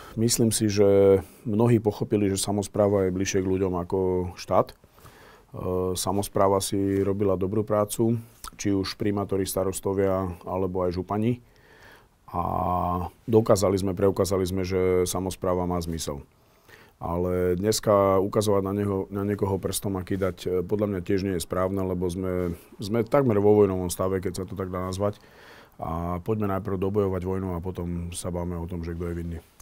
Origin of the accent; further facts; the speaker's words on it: Slovakia; bol som jeden z prvých Erasmus študentov zo Slovenska